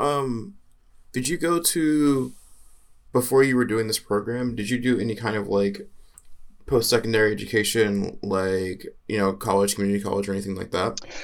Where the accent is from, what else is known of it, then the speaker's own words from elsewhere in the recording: the South, United States; I'm from the South